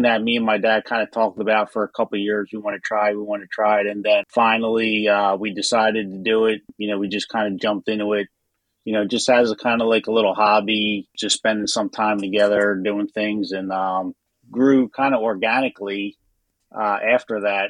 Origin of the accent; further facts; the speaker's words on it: Philadelphia, Pennsylvania, United States; moved away as an adult; now in Delaware, United States; I'm originally from South Philly. I grew up on 10th Street between Wolf and Rittner.